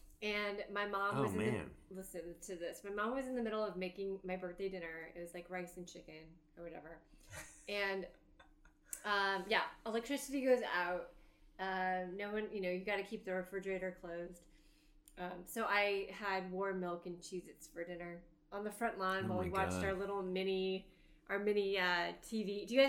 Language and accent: English; Bay Area, California, United States; I grew up in the Bay Area and earthquakes were a thing.